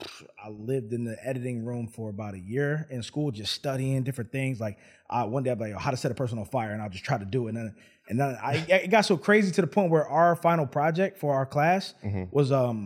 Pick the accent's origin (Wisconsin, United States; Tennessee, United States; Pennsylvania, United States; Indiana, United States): Pennsylvania, United States; Philadelphia; also born or lived in Los Angeles / New York / New Orleans / Atlanta; So I'm from Philadelphia. Lived in probably every major city in the world, probably from what is it? Los Angeles, New York, New Orleans, Atlanta, New Jersey.